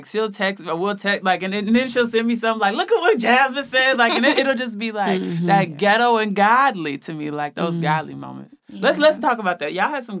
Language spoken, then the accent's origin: English; Minnesota, United States; And I'm from Minnesota